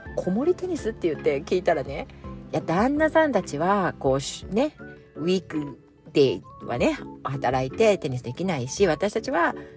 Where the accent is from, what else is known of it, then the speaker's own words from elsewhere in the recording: Japan; 日本のカルチャーで育ってきてる